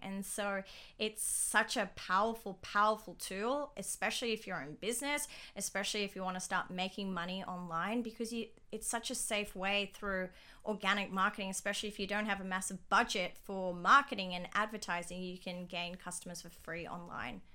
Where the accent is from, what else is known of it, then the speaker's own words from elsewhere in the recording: Dubai, United Arab Emirates; moved away as an adult; also born or lived in Sydney, Australia; I grew up in, born and raised in Dubai